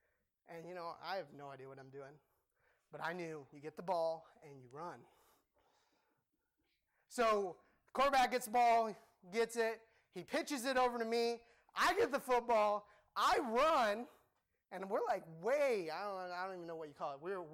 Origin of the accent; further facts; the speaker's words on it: Cambodia; Okay, I grew up in Cambodia, and people, when I say football, they'd be like, football, yeah, football.